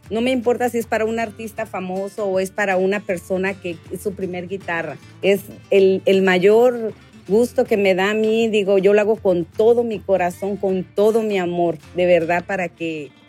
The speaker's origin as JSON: {"language": "Spanish", "town": "Mexicali", "region": "Baja California", "country": "Mexico", "tie": "born or raised there", "also_born_or_lived": "Michoacán", "said": "yo nací en Michoacán, soy nacida en Michoacán, este, y de ahí a la semana, mis papás vivían en Mexicali. A la semanita de nomás me llevaron a nacer allá."}